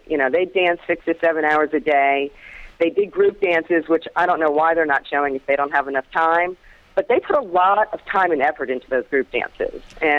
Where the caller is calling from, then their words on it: Florida, United States; I'm calling from Florida.